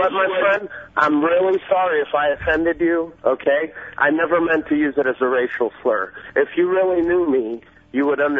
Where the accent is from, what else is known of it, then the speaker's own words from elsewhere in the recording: Central Florida, United States; also born or lived in Iran; I was born in Iran. I came here 30 and a half years ago, and I've been right in Central Florida